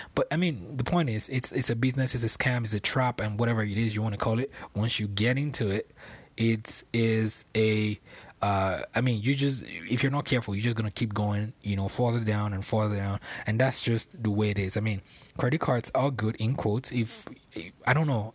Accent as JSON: {"language": "English", "region": "Lagos", "country": "Nigeria", "tie": "born or raised there", "moved": "as an adult", "lives_now": "United States", "said": "I was born on Lagos Island in Nigeria, and I was raised in a place called Ebutemeta, which I lived for a long period of time."}